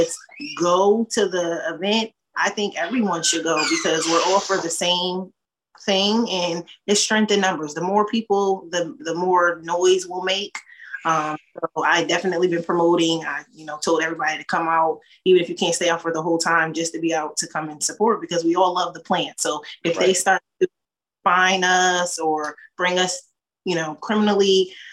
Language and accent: English; Hamden, Connecticut, United States; I'm from Hamden originally